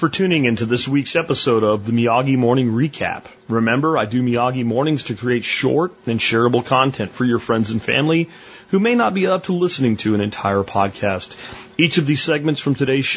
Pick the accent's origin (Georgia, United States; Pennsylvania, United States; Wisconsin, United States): Pennsylvania, United States; This is how I grew up in Pennsylvania